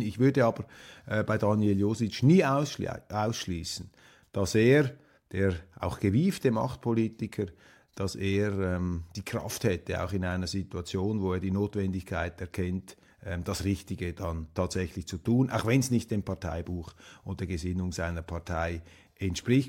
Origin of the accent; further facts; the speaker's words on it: Switzerland; wir sowieso als Schweizer ja ein versöhnliches Wesen haben